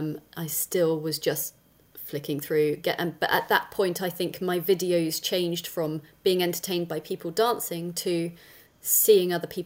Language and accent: English; South West England, United Kingdom; So I am pretty much born and bred in Dorset in the UK. And I'm 42 now.